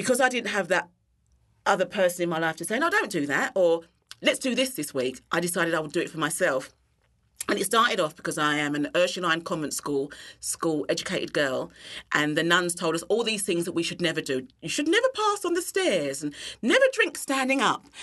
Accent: London, United Kingdom; moved away as an adult; now in Christchurch, New Zealand; I was born and bred in London.

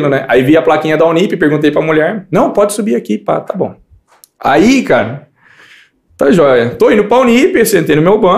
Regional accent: Mogi Guaçu, São Paulo, Brazil; now in Campinas, Brazil; voltando para de Mogi Guaçu, né? Então eu vim de Mogi Guaçu para cá, tá bom.

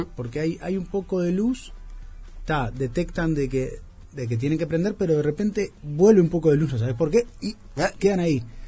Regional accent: Montevideo, Uruguay; yo me crié en la Plaza Virgilio

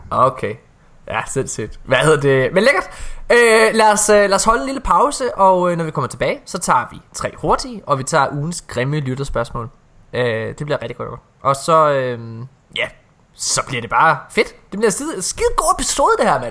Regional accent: Ølgod, Southern Denmark, Denmark; moved away; Jeg er også fra Jylland. Jeg kom fra et lille sted, der hed Ølgod

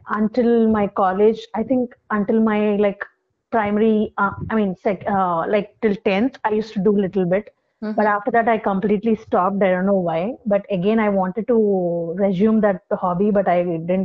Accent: Visakhapatnam, Andhra Pradesh, India; moved away as an adult; also born or lived in Bangalore / Dubai; I hail from Visakhapatnam, that's my hometown

